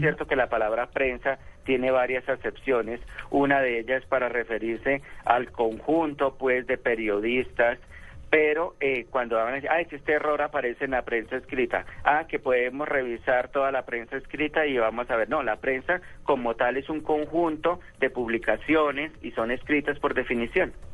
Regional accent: Tolima, Colombia; yo soy talimense

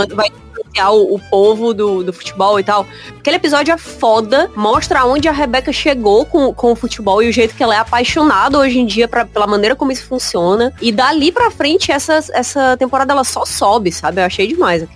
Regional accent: Brazil; sou brasileiro

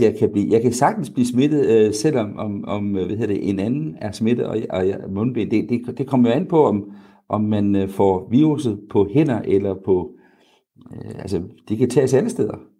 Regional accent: Denmark; vi er som, som danskere

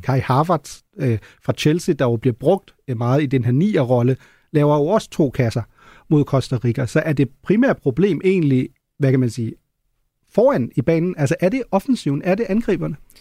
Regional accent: Germany; moved away; som tysker

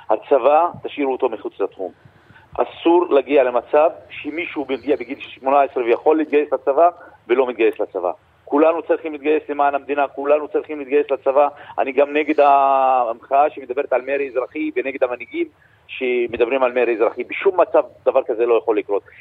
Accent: Israel

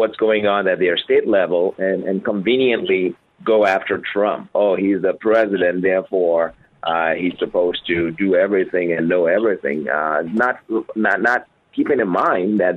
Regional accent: Nigeria; now in United States; I grew up in Nigeria under a military government.

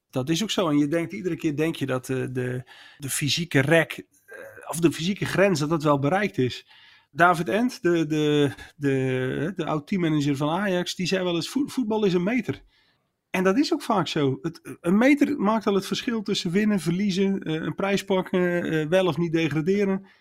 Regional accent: Netherlands; als Nederlander

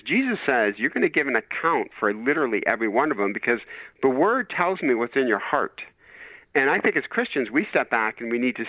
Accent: Michigan, United States; I'm from Michigan

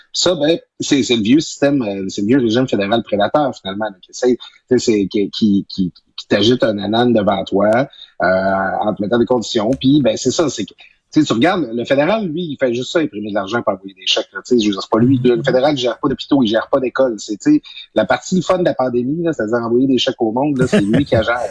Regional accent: Quebec, Canada; moved away; ma région natale, du saguenay saint jean

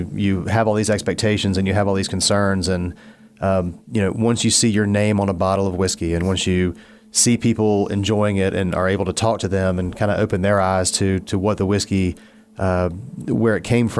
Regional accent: Blacksburg, Virginia, United States; moved away as an adult; also born or lived in Raleigh; I grew up in the New River Valley. I'm from Blacksburg originally

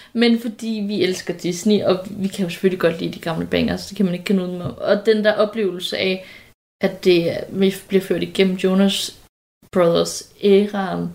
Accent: Nyborg, Southern Denmark, Denmark; moved away; da vi havde kattet hjemme i Nyborg, som vi stadigvæk har

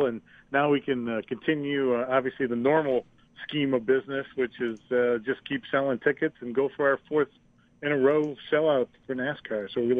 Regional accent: Buffalo, New York, United States; in our hometown of Buffalo, or my hometown, our hometown

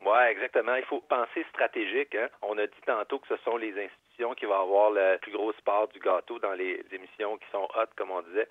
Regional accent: Quebec, Canada; on est québécois

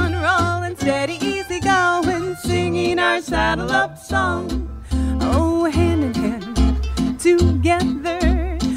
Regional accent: Columbus, Ohio, United States; now in Nashville, United States; I was born and raised here, so I'm so happy to be back here in my hometown

